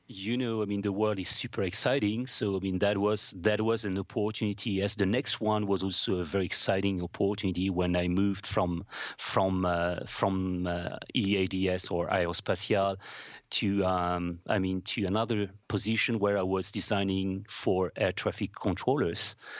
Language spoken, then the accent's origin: English; Paris, Île-de-France, France; moved away as an adult; also born or lived in Strasbourg; I'm, I'm from France, uh, from Paris.